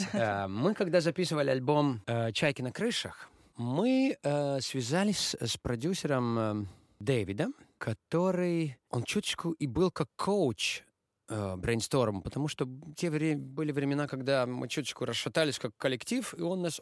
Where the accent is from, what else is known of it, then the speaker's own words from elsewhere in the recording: Latvia; first language Latvian; Russian is a second language; для меня латышский, латышский. Но я думаю, из-за того, что это мой родной язык